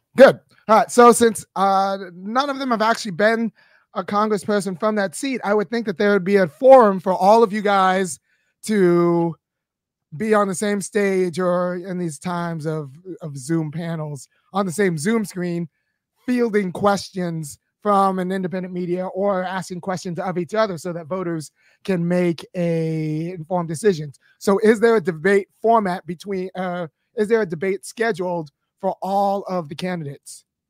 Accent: Los Angeles, California, United States; moved away as an adult; I grew up in Baldwin Hills, California

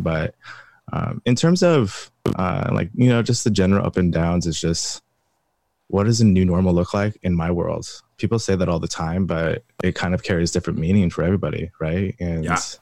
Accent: Pullman, Washington, United States; I grew up in Pullman, Washington, Eastern Washington

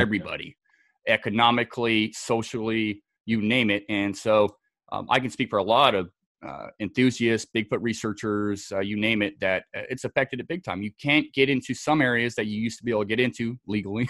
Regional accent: Scotland, United Kingdom; also born or lived in Southern California; now in United States; born and raised in Scotland

